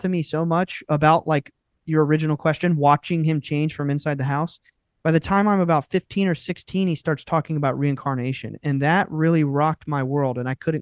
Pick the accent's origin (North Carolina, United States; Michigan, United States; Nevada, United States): North Carolina, United States; we are from North Carolina, and it is still, up until recently, I would say it was an extremely rural, deeply Southern culture